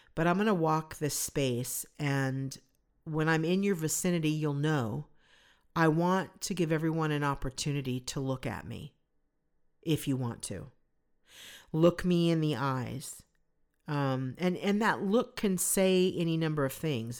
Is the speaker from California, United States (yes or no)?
yes; Southern California, United States; growing up in Southern California